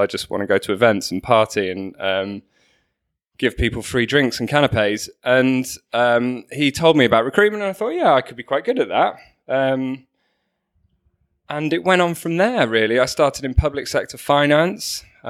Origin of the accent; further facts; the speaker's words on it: Manchester, North West England, United Kingdom; So I'm actually a northerner, despite my accent. {S3} I know. Newcastle. {S2} So I grew up in Manchester